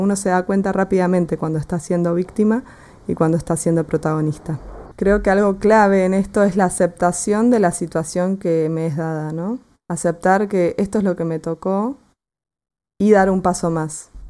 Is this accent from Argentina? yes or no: yes; Argentina; yo soy de Argentina, ya se habrán dado, cuenta por mi tonada